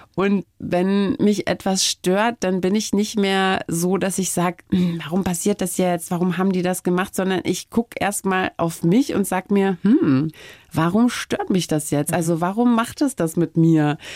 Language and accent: German; Germany; first language German; habe ich in der DDR jetzt mit dem Englischen nicht so, mhm. äh, so viel Verbindung gehabt